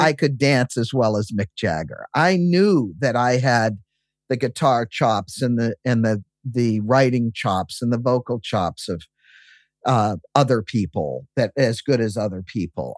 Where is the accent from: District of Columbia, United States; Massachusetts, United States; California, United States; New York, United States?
Massachusetts, United States; I grew up in Massachusetts